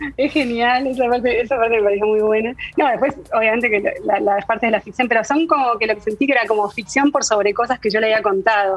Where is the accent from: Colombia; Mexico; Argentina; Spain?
Argentina; moved away as an adult; also born or lived in Paris, France; soy argentina